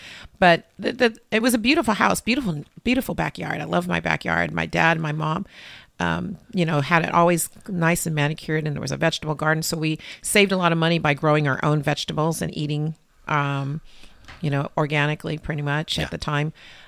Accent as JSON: {"language": "English", "town": "Lynwood", "region": "California", "country": "United States", "tie": "born or raised there", "said": "I was born in Linwood, which is a city next to Compton at St. Francis Hospital."}